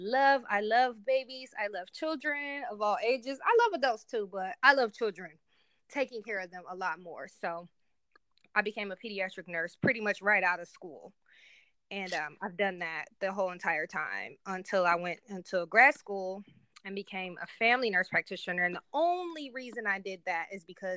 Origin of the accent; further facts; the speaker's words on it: Cleveland, Ohio, United States; moved away as an adult; now in Columbus, United States; I'm currently located in Columbus, Ohio, but born and raised in Cleveland, Ohio